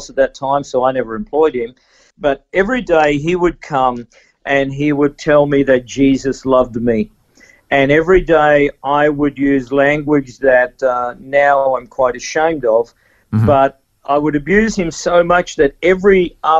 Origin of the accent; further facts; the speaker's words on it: Toowoomba, Queensland, Australia; also born or lived in Dalby, Queensland; I was about 5 years old, and we actually moved from there to another country town called Toowoomba